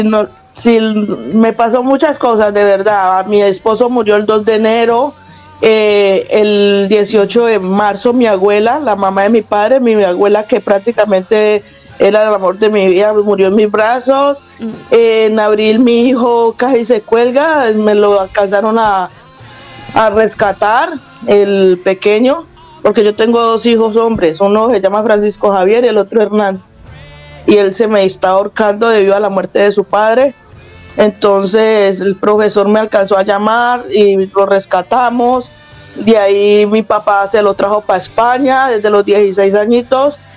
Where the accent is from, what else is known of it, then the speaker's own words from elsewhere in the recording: Cali, Valle del Cauca, Colombia; moved away as an adult; now in Spain; Soy caleña.